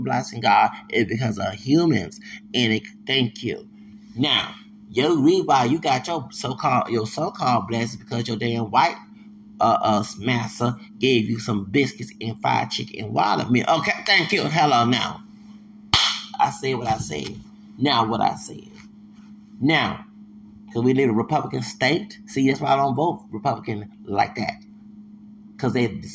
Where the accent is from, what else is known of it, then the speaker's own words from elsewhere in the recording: the South, United States; I'm from the South